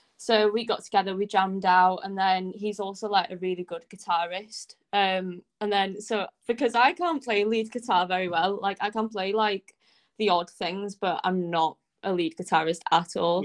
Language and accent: English; Anglesey, Wales, United Kingdom; I come from Anglesey, so there's literally no music scene here at all